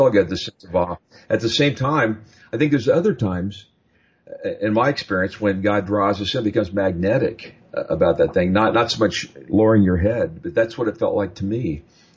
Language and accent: English; Midwest, United States; And I grew up in the Midwest.